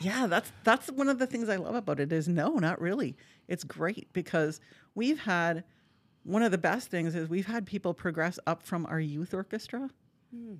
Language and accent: English; Marquette, Michigan, United States; moved away as an adult; now in Appleton, United States; I'm from Marquette, Michigan, so you can't get much mm. farther north without swimming to Canada